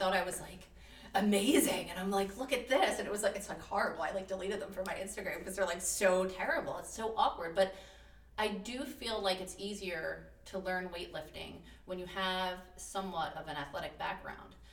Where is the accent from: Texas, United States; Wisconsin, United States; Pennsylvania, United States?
Pennsylvania, United States; Philadelphia; also born or lived in Delaware County, Pennsylvania; I'm very proud to be from Delco. I'm actually from Southwest Philly originally